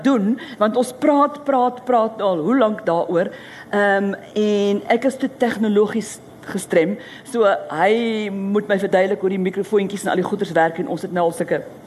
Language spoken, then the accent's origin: Afrikaans; South Africa; moved away as an adult; now in France